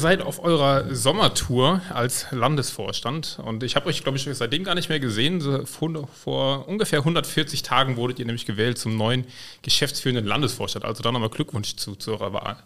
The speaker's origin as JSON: {"language": "German", "town": "Koblenz", "region": "Rhineland-Palatinate", "country": "Germany", "said": "Ich komme ja auch von der Mosel."}